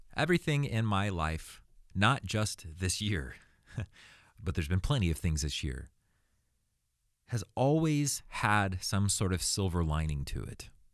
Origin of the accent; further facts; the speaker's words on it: Arizona, United States; now in Los Angeles, United States; I was born in Arizona, nineteen eighty-four.